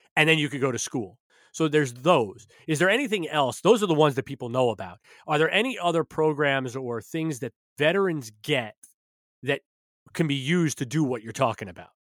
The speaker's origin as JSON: {"language": "English", "region": "New York", "country": "United States", "said": "I'm a New Yorker"}